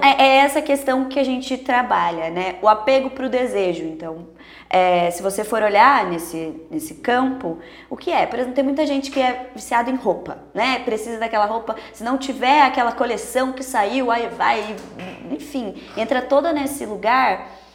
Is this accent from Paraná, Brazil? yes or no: no; Sorocaba, São Paulo, Brazil; a gente é daqui de Sorocaba